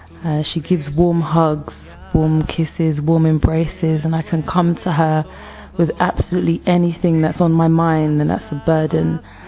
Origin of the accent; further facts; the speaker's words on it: London, United Kingdom; I'm 36 years old and I'm from London in England.